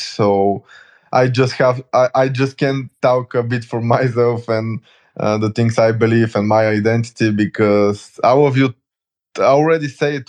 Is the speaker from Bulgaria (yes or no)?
yes; Bulgaria; I'm from Bulgaria.